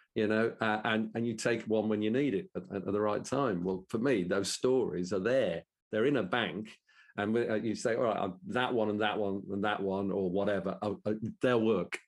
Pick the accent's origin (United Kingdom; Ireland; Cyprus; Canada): United Kingdom; Birmingham, West Midlands; accent: Brummie; in my best Brummie accent